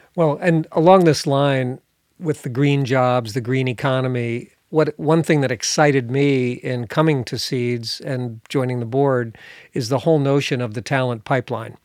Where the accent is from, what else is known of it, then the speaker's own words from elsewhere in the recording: New Jersey, United States; now in northern Michigan, United States; I grew up in New Jersey